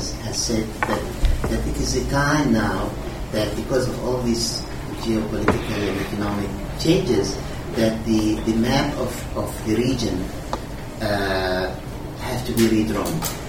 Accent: Syria; moved away; I'm originally from Syria

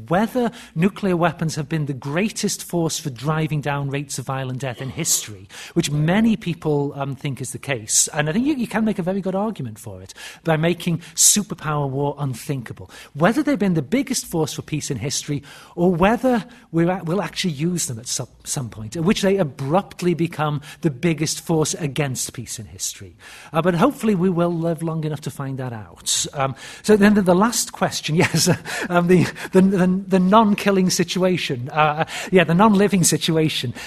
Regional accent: United Kingdom; moved away as an adult; also born or lived in Birmingham / Cambridge; now in United States; being a Brit in the US

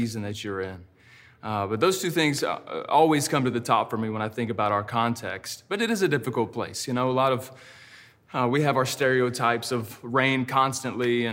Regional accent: Texas, United States; also born or lived in Georgia / China; now in Seattle, United States; I grew up in a pastor's home in the South. I'm from Texas. I lived in Georgia for many years

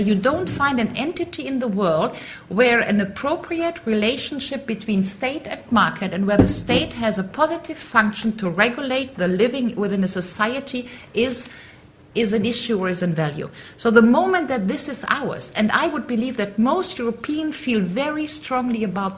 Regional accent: North Rhine-Westphalia, Germany; English is a second language; I'm from North Westphalia

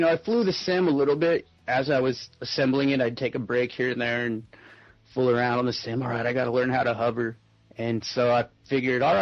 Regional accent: Phoenix, Arizona, United States; I was born and raised here in Phoenix, Arizona

